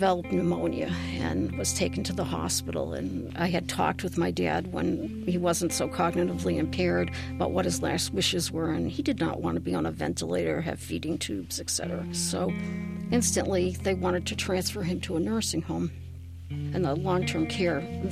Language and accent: English; Worcester, Massachusetts, United States; I am originally from Worcester, Massachusetts